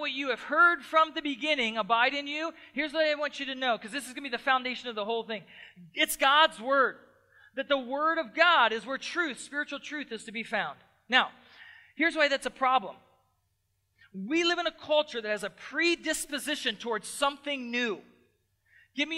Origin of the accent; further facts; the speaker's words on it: Lancaster, Pennsylvania, United States; moved away; I grew up on the East Coast. I grew up close to Lancaster, Pennsylvania